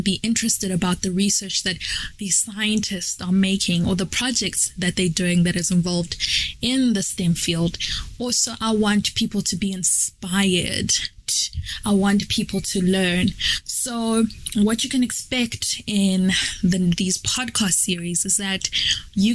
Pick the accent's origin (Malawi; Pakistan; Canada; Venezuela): Malawi; moved away as an adult; now in South Africa; I'm from Malawi, but currently living and studying in South Africa.